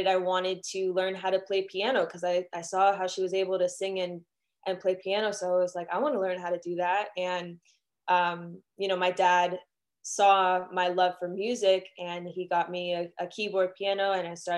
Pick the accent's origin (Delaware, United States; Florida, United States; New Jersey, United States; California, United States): Florida, United States; Miami; I'm from Miami, Florida, born and raised in Miami